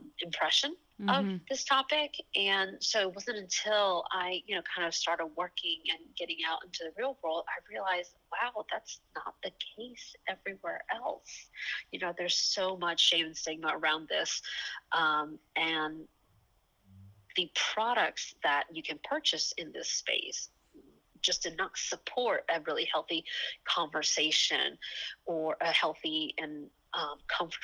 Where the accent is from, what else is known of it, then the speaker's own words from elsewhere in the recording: Atlanta, Georgia, United States; moved away as an adult; also born or lived in Taiwan; now in San Francisco, United States; I was born in Taiwan, and my whole family moved to the States when I was 6 years old. And I actually grew up in Atlanta, Georgia